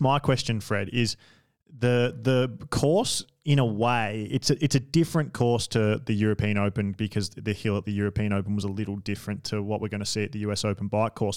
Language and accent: English; Australia; I'm an Australian